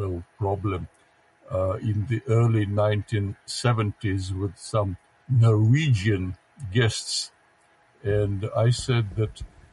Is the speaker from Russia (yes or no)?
yes; Russia; first language Russian; English is a second language; I'm more Russian than anything else, because my mother tongue is Russian